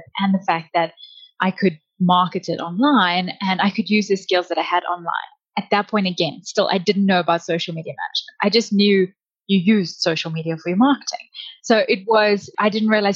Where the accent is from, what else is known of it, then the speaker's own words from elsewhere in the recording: South Africa; moved away as an adult; now in Canada; we moved from South Africa. That's where I'm originally from